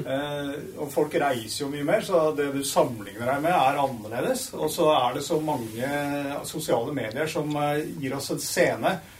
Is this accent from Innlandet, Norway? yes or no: yes; Dokka, Innlandet, Norway; Jeg er jo vokst opp i litt grisgrendt strøk